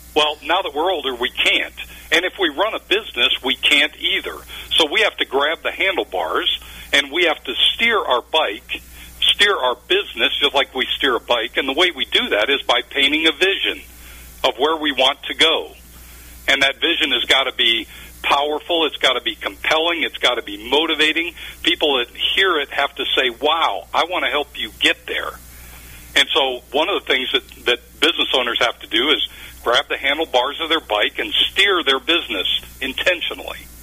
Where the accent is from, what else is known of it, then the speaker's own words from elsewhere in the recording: Cleveland, Ohio, United States; also born or lived in Minnesota / Texas; now in Dallas, United States; I was raised in Ohio, believe it or not, near Cleveland. So I'm a you know I'm a Cleveland native, but reside today in eh, just north of Dallas.